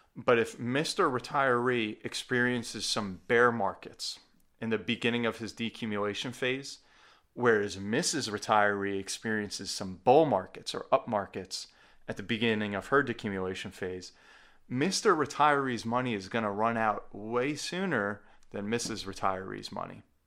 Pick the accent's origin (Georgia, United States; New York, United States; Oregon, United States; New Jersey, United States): New Jersey, United States; my home state of New Jersey